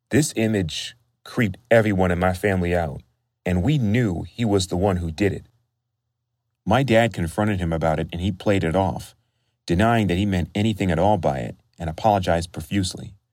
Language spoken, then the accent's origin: English; California, United States; I'm from California